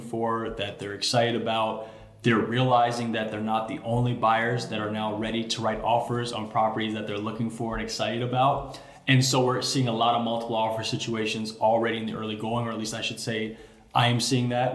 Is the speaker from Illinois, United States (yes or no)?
yes; Chicago, Illinois, United States; Born and raised in Chicago, so I grew up in Hyde Park